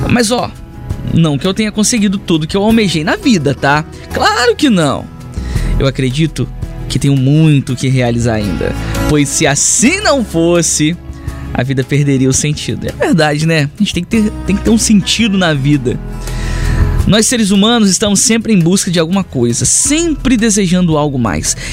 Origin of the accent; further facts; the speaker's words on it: Linhares, Espírito Santo, Brazil; eu sou de Linhares.